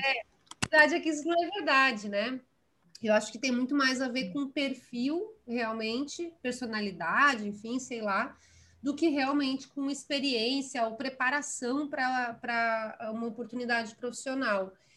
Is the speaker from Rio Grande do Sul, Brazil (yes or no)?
yes; Santa Maria, Rio Grande do Sul, Brazil; moved away as an adult; now in São Paulo, Brazil; eu nasci em Santa Maria, no Rio Grande do Sul, é, cresci em Santa Maria